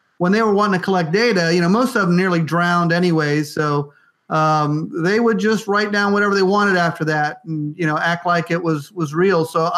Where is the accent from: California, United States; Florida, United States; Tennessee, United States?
Florida, United States; West Palm Beach; I grew up in West Palm Beach too